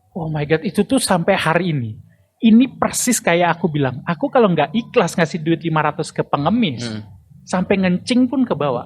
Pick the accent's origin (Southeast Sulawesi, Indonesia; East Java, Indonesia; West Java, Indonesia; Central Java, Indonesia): Central Java, Indonesia; Semarang; kota gua